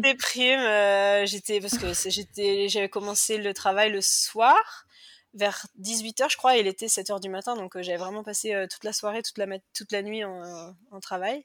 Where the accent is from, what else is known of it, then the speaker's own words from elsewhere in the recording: Cholet, Pays de la Loire, France; moved away as an adult; now in Perth, Australia; je suis française. Euh, à l'origine, je viens de Cholet, dans le Maine-et-Loire, et j'habite à Perth en Australie depuis 2009